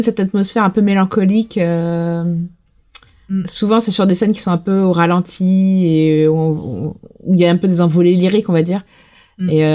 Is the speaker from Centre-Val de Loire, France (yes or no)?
no; Lorraine, Grand Est, France; à la base, je viens de, de Lorraine.